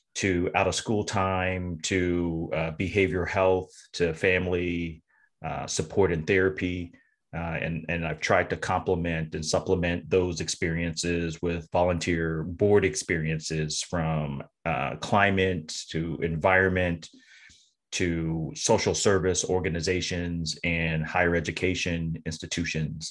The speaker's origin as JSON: {"language": "English", "region": "Tennessee", "country": "United States", "tie": "born or raised there", "also_born_or_lived": "North Carolina", "moved": "as an adult", "lives_now": "Massachusetts, United States", "said": "I'm from the South, born in North Carolina, uh, raised in Tennessee, and moved up to Massachusetts"}